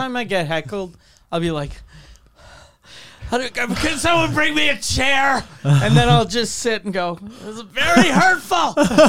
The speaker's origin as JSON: {"language": "English", "country": "Canada", "said": "we're Canadian."}